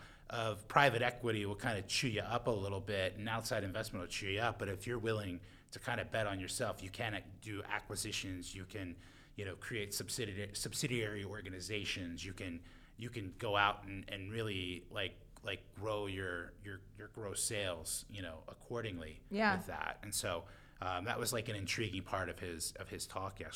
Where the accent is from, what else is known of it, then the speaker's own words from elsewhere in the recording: Baltimore, Maryland, United States; accent: Baltimore; my Baltimore accent